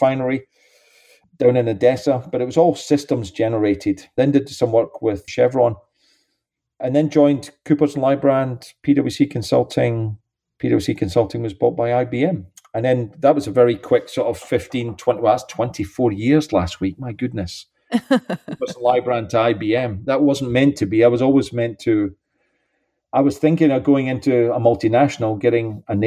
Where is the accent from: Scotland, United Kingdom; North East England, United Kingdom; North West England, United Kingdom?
Scotland, United Kingdom; St Andrews; moved away as an adult; also born or lived in London / Switzerland / Russia; now in Houston, United States; clearly my accent, I was born in St. Andrews